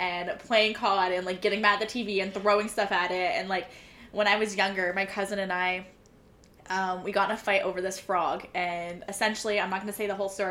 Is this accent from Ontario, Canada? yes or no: yes; Ontario, Canada; I am from Ontario.